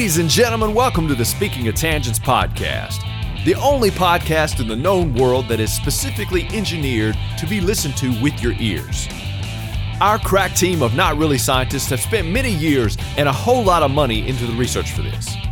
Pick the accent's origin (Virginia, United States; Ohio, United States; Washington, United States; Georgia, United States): Virginia, United States; Southwest; accent: Southern; Southwest Virginia, which is where basically I'm from